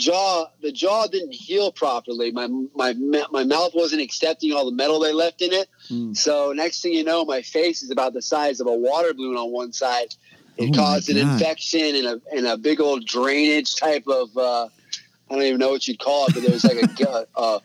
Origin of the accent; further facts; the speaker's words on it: Alaska, United States; I'm born and raised in Alaska.